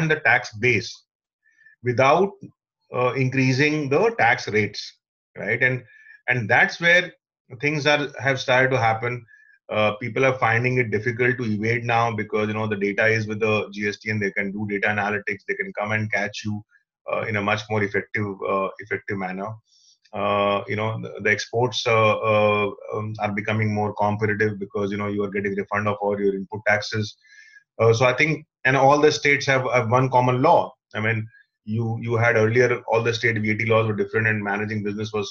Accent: Patna, Bihar, India; English is a second language; Even in 12th, people in Patna, of course, we never used to communicate in English

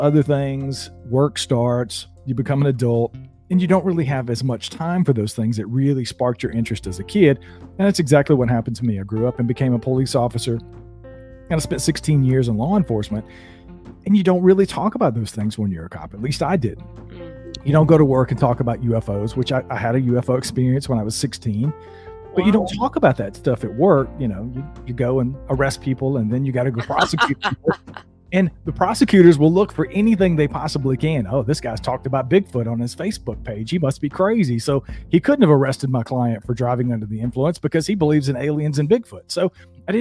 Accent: North Georgia mountains, United States; I grew up in the North Georgia mountains here in the U.S.

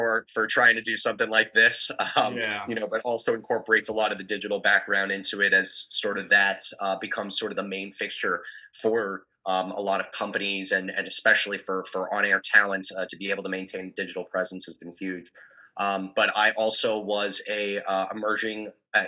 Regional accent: Frederick, Maryland, United States; moved away as an adult; also born or lived in Pittsburgh, Pennsylvania / Syracuse, New York; now in Salisbury, United States; I am from Frederick, Maryland. So I'm still within the state of MD, but a couple hours westbound. Grew up in the Imesville area

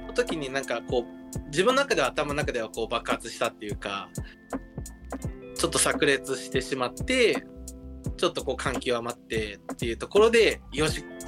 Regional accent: Nagaoka, Niigata, Japan; moved away; 私の故郷が新潟県の長岡

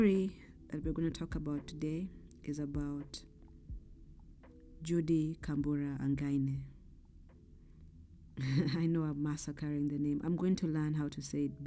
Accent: Kenya; I grew up in Kenya

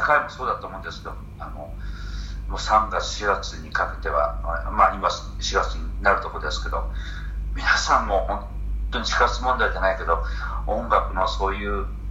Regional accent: Hiroshima, Japan; 僕は地元広島

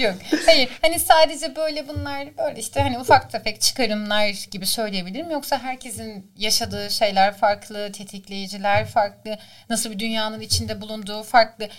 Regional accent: Istanbul, Turkey; moved away as an adult; doğma büyüme İstanbul Şişli Etfar'da doğmuşum.

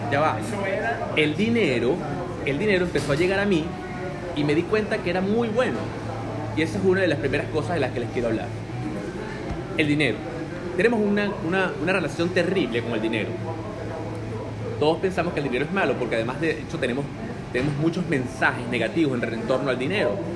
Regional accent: Venezuela; algo que estaba considerado en mi país una, una profesión para eh, personal de servicio y mucho peor con el lenguaje que utilizamos en Venezuela es una profesión para cachifos.

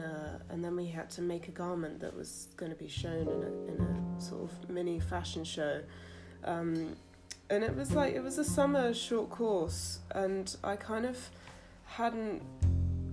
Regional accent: London, United Kingdom; I'm from South London. I'm born and bred South London. I live in Brixton. I grew up in between Clapham and Kennington, Camberwell

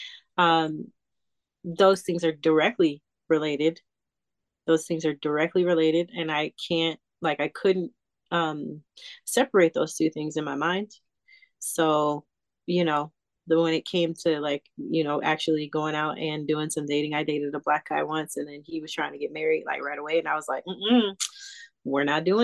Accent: Southern California, United States; also born or lived in Calabasas / Pasadena / Altadena; growing up in Calabasas and in Pasadena and Altadena and all of those places, like in Southern California.

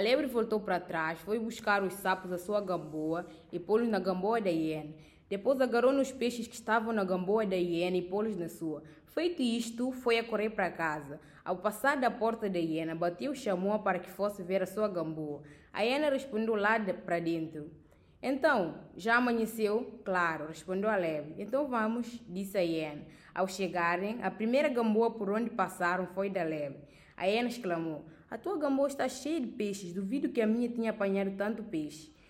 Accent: Guinea-Bissau; sou da Guiné-Bissau

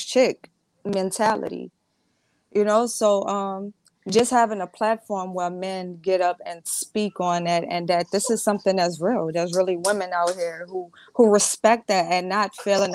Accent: the South, United States; I'm from the South

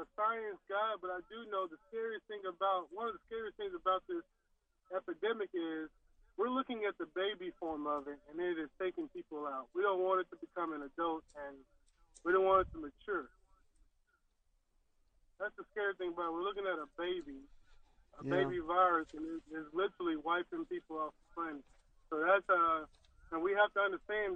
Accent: Pine Bluff, Arkansas, United States; now in Little Rock, United States; my hometown, Pine Bluff

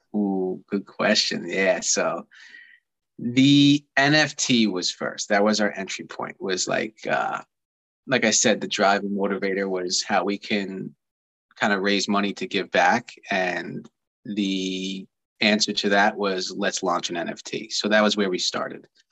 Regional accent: Long Island, New York, United States; I grew up here on Long Island

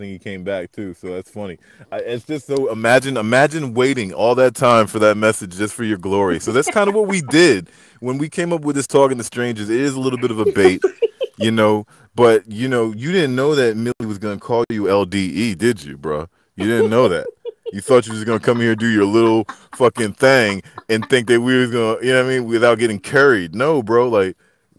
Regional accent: Philadelphia, Pennsylvania, United States; I'm from Philadelphia. You better say, I'm from Philly, Philly.

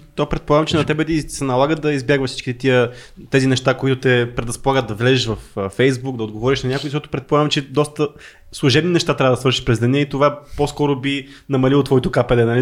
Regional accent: Pravets, Sofia Province, Bulgaria; Аз като човек от правец

